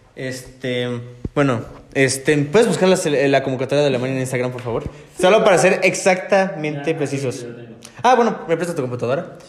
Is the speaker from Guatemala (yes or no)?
no; Mexico; also born or lived in Canada; yo como mexicano